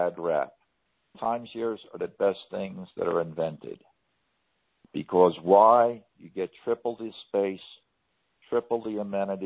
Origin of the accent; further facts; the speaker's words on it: New York, United States; moved away; I was born in New York, and I love going back there